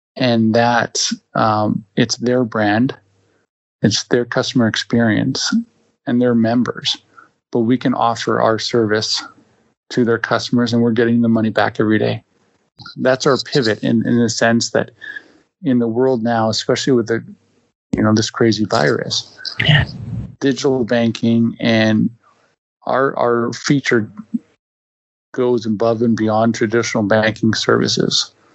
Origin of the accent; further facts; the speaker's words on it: Winnipeg, Manitoba, Canada; I'm born and raised in Winnipeg, Manitoba